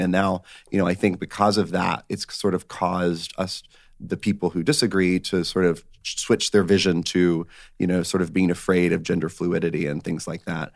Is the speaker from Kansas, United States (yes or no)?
no; northwest Georgia, United States; Georgia. So not too far from Florida, but, um, about, uh, northwest Georgia